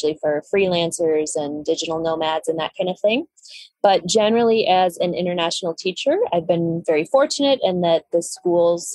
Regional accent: Madison, Wisconsin, United States; moved away as an adult; now in Colombia; I grew up in Madison, Wisconsin. I lived there

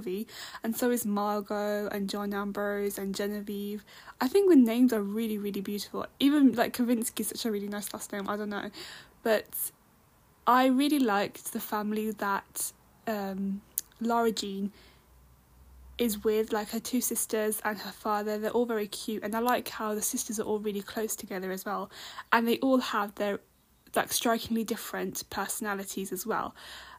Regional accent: United Kingdom; I'm British Indian

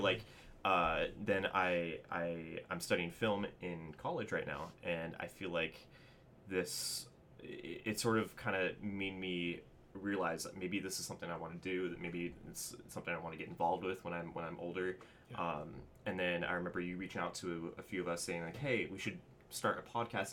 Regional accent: Southern California, United States; I was born and raised here in Southern California

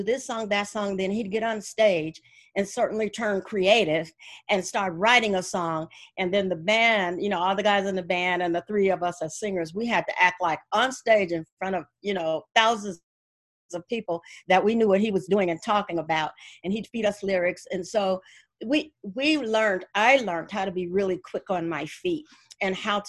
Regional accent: Gary, Indiana, United States; I am from Gary, Indiana

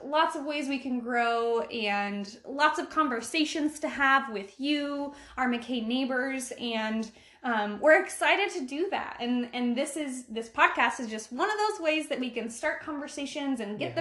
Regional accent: Silver Lake, Oregon, United States; I grew up in Silver Lake, Oregon

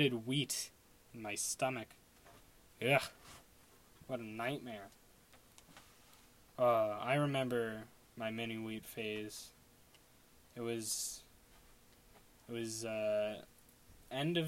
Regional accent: Long Island, New York, United States; I'm from Long Island.

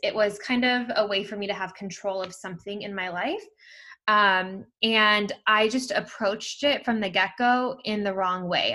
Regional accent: Bay Area, California, United States; I'm from the Bay Area, California.

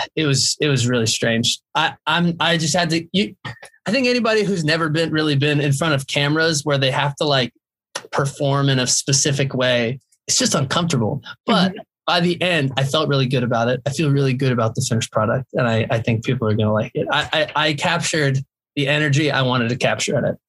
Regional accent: Jacksonville, Florida, United States; I'm from Jacksonville, Florida

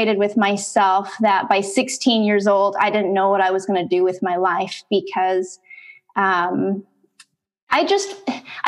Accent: Canada; now in San Diego, United States; I'm actually from Canada. I'm Canadian, living in San Diego right now

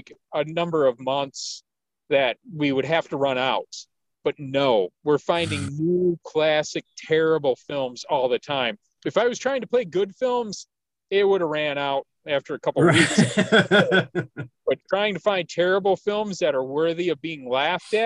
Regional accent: Detroit, Michigan, United States; I grew up in Detroit

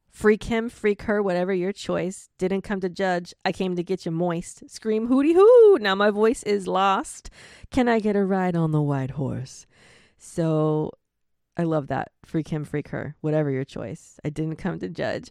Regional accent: Florida, United States; I'm from Florida.

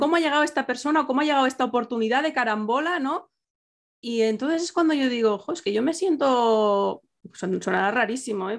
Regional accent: Catalonia, Spain; soy catalana

